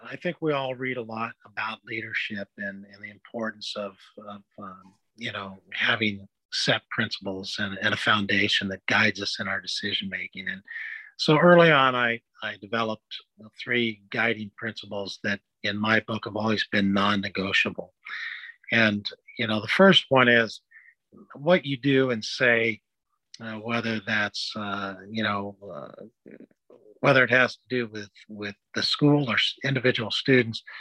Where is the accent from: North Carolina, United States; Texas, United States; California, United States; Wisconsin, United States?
California, United States; Los Angeles; moved away as an adult; now in Illinois, United States; I grew up in Los Angeles, went to Gardena High School